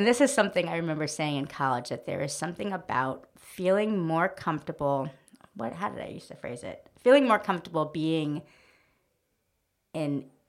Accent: New Haven, Connecticut, United States; moved away as an adult; now in New York, United States; I grew up in New Haven, Connecticut. I was born in New York

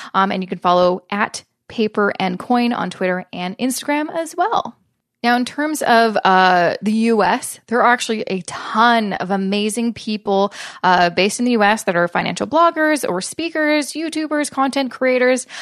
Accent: Canada; I'm a Canadian

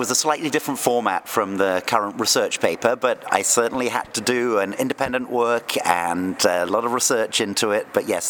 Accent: Oxford, South East England, United Kingdom; moved away as an adult; also born or lived in Australia; now in Napa Valley, United States; I grew up in Oxford in England and started in the wine business in retail and wholesale there. I had the chance to work in Australia in wine making and production and vineyards for a while, and then I moved to Napa Valley in 1997.

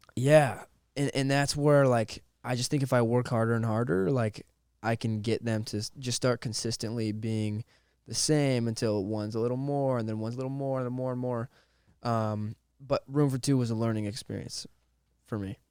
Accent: Monroe, Washington, United States; I grew up in Monroe, Washington

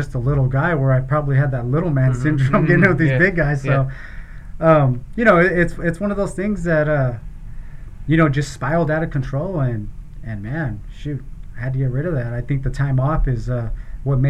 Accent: Gilroy, California, United States; I was born and raised in Gilroy

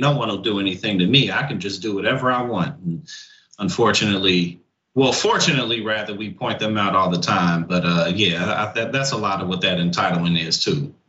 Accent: St. Louis, Missouri, United States; also born or lived in New Jersey / New York area; now in New Jersey/New York area, United States; I live in Jersey, New York area now, but I grew up in St. Louis

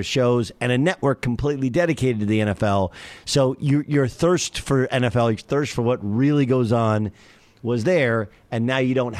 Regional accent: California, United States; And I grew up in Orange County where the Rams played

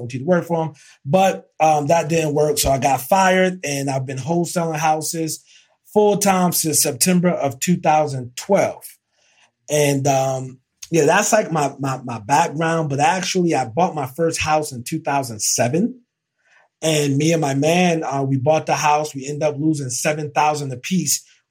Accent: Elizabeth, New Jersey, United States; moved away as an adult; now in Charlotte, United States; leaving New Jersey and from North Jersey. And we flipped that house in East Orange. I'm from Elizabeth. And I end up moving to Charlotte, North Carolina

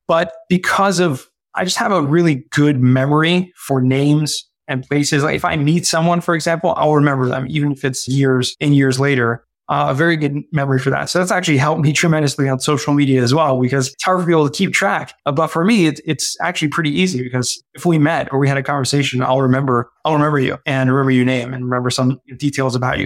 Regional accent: Southern California, United States; I grew up in Southern California and kind of middle class family

